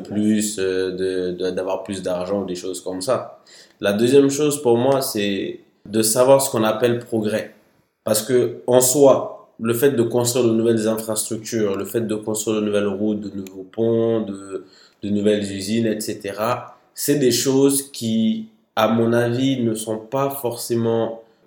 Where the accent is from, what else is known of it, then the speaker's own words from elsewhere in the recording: Mali; moved away as an adult; also born or lived in Paris, France; now in France; Je suis né à Paris, sauf que j'ai grandi au Mali de, des quelques mois après ma naissance jusqu'à mes 18 ans.